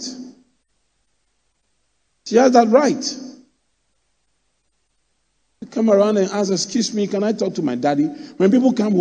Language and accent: English; Accra, Greater Accra, Ghana; I grew up in Adabraka